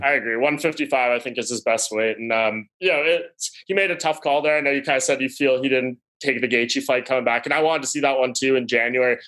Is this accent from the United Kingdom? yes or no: no; Canada; also born or lived in Toronto; I'm the Canadian homer here up in Toronto